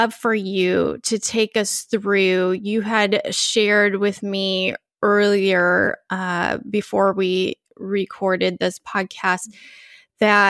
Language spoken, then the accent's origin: English; California, United States; moved away as an adult; now in Austin, United States; we are both Californians. Now I'm in Austin